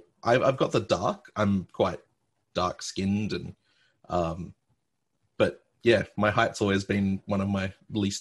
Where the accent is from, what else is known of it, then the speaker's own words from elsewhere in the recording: Penrith, New South Wales, Australia; I'm from Penrith, Australia, Penrith, New South Wales, Australia